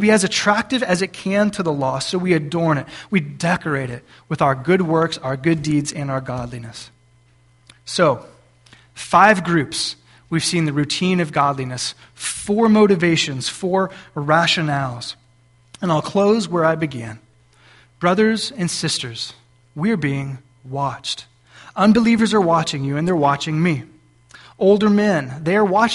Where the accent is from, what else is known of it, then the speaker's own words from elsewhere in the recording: South Texas, United States; now in Cissna Park, United States; we're from South Texas.